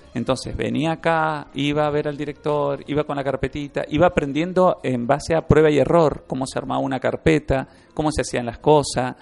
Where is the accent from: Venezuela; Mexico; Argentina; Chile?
Argentina; Mendoza; es el lugar de, donde nací así que, que uno lo quiere por, por haber nacido ahí